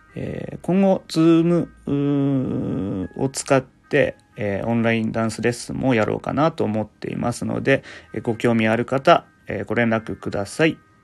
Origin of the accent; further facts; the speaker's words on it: Fukushima, Japan; 僕の出身が福島県なので